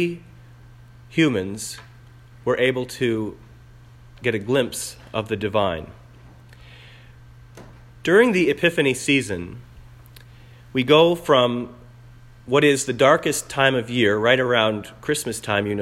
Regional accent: New Orleans, Louisiana, United States; moved away; I come from New Orleans

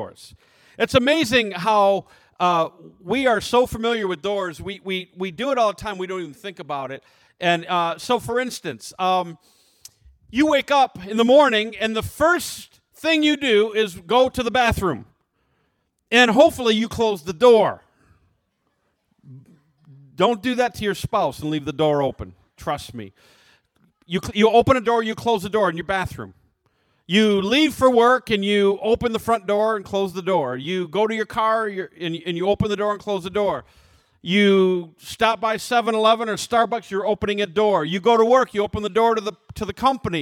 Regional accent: United States; as American Christians

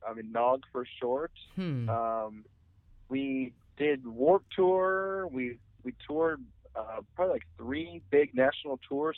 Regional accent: Detroit, Michigan, United States; because we came from Detroit. We didn't really know anyone, and we didn't have like fans.

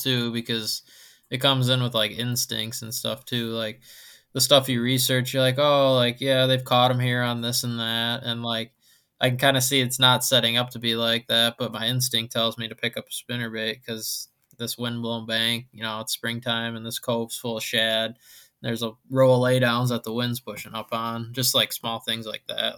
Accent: Wisconsin, United States; I grew up on Wisconsin

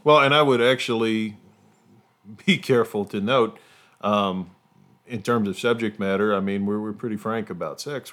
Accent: Appalachia, United States; as an Appalachian

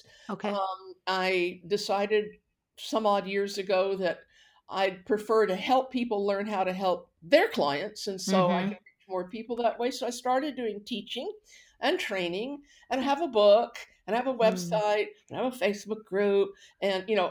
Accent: Houston, Texas, United States; accent: Texan; moved away as an adult; also born or lived in Vancouver, Canada; now in Canada; I grew up in Houston, Texas

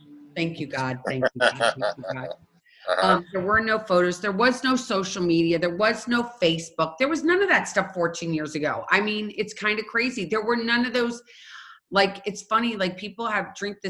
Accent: St. Louis, Missouri, United States; I'm from St. Louis

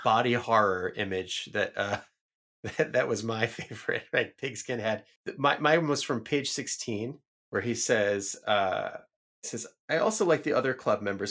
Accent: New York City, New York, United States; moved away as an adult; I grew up in the Bronx

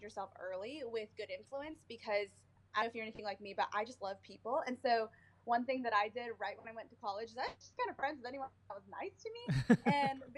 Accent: South Bend, Indiana, United States; now in Indianapolis, United States; I am originally from the north side of Indiana, actually in the same town that the University of Notre Dame is

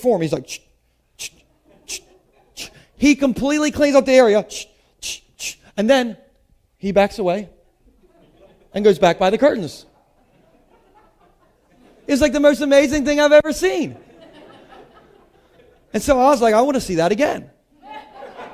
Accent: United States; I'm from Sussex County

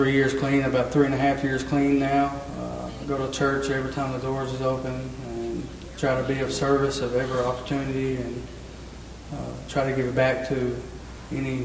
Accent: Smithfield, United States; I'm originally from Smithfield. I'm 32 years old. I've grew up in this church

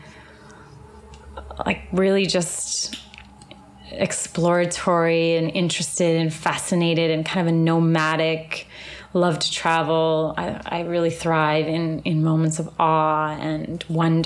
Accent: Newmarket, Ontario, Canada; now in Orlando, United States; I grew up in Canada, about 40 minutes outside of Toronto, in like a little bedroom community, little suburb called Newmarket.

